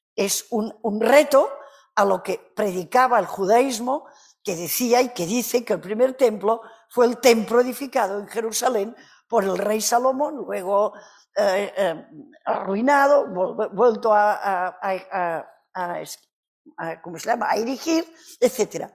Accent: Catalonia, Spain; Spanish is a second language; Soy catalana

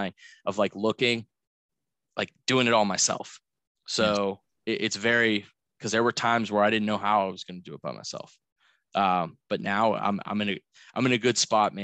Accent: Pittsburgh, Pennsylvania, United States; moved away as an adult; also born or lived in South Florida; I was born and raised in Pittsburgh, Pennsylvania, and I got my family values and my core here.

